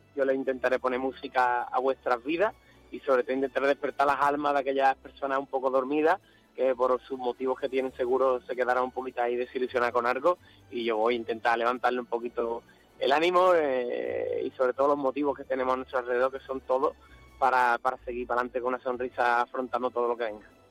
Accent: Andalusia, Spain; un poquito de nuestra cultura, un poquito de Andalucía

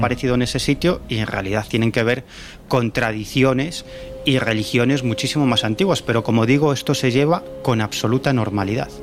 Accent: Galicia, Spain; En mi tierra

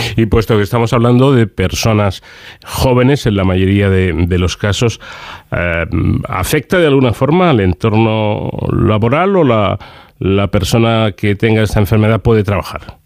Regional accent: Ávila, Castile and León, Spain; tengo a alguien de, mi tierra

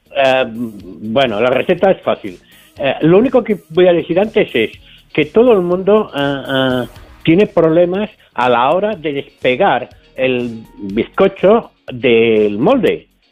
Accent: Cerdanyola del Vallès, Catalonia, Spain; nací en Cardañola, en Barcelona

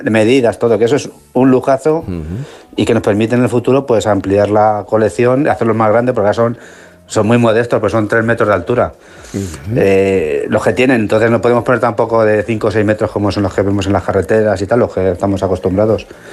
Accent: Olmeda de la Cuesta, Castilla-La Mancha, Spain; mi pueblo en los años 2011 así era el pueblo más envejecido de España

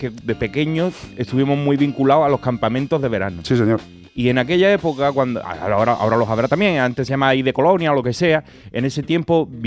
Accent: Cádiz, Andalusia, Spain; yo que soy de Cádiz vengo aquí y veo que la gente va corriendo por la calle

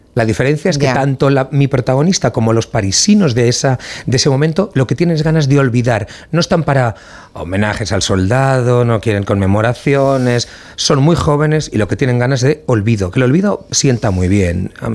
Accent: Valencian Community, Spain; a mí como valenciano

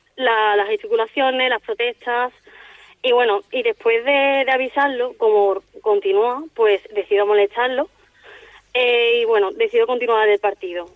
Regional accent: Seville, Andalusia, Spain; moved away as an adult; now in Palma de Mallorca, Spain; Soy de Sevilla

